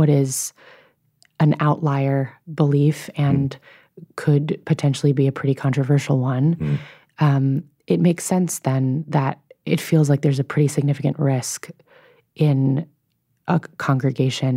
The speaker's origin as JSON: {"language": "English", "region": "New York", "country": "United States", "said": "I'm a Jew from New York"}